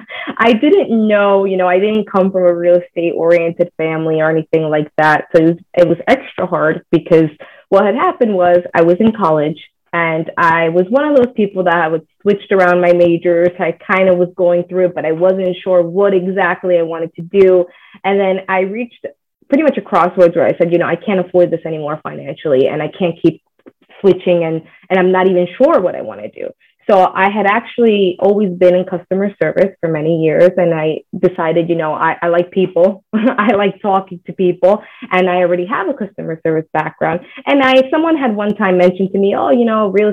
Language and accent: English; United States; first language Spanish; English is a second language; Spanish was actually my first language, even though I was born here. But I grew up in the household speaking Spanish, so I was an ESL when I was a kid